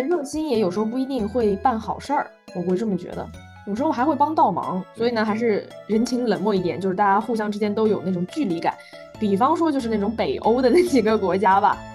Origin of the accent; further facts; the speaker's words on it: Zhejiang, China; 我作为浙江人来说啊